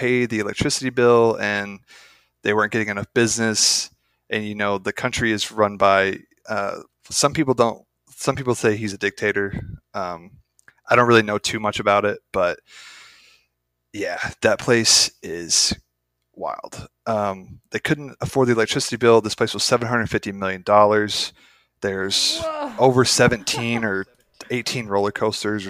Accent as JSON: {"language": "English", "country": "United States", "said": "I'm an American"}